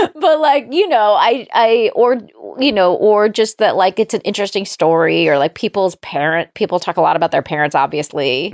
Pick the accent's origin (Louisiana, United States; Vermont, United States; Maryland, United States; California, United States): California, United States; Palm Springs; I'm also from Southern California